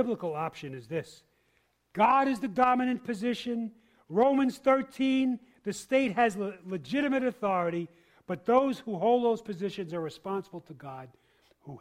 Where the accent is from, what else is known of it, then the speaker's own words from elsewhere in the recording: New York City, New York, United States; also born or lived in Harlem, New York; now in Boston, United States; I was born in Harlem and raised in the Bronx